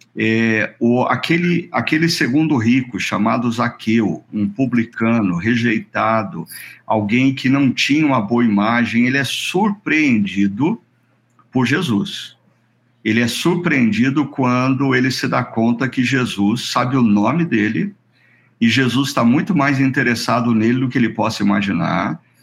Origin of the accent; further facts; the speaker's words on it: Brazil; nós como brasileiros